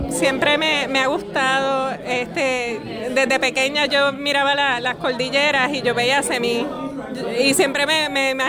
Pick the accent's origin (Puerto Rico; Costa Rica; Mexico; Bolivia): Puerto Rico; moved away as an adult; also born or lived in United States / Cambridge, United Kingdom; los colores que yo veo en mi país, en mi naturaleza y buscando esa caribeñidad